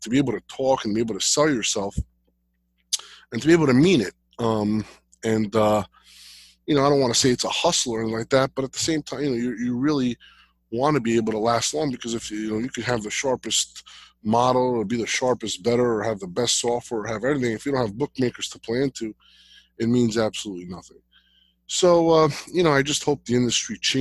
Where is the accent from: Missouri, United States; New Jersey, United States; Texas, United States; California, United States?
New Jersey, United States; Jersey City; I grew up in Jersey City